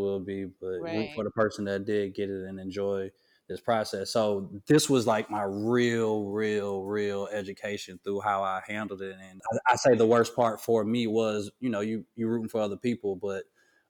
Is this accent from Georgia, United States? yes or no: yes; Atlanta, Georgia, United States; moved away; I'm from Atlanta